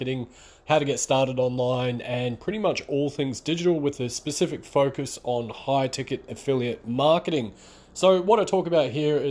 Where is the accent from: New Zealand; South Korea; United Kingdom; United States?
New Zealand; now in Melbourne, Australia; I'm based out of Melbourne, Australia, by the way, and although I'm from New Zealand originally, I've been in Australia for around about 15 years